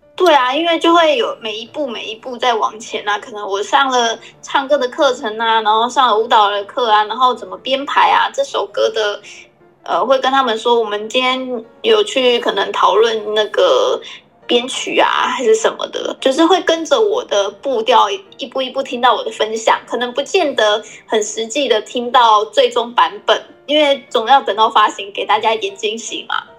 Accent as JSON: {"language": "Chinese", "town": "Taitung", "region": "Taitung County", "country": "Taiwan", "moved": "yes", "said": "其实我是一个来自台东的小女孩，但是现在已经是一个妈妈"}